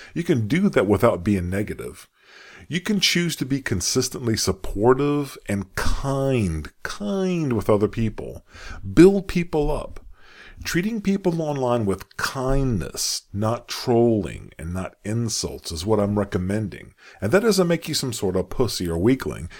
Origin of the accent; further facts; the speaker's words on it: United States; accent: American; I'm an American, as you can tell by how I speak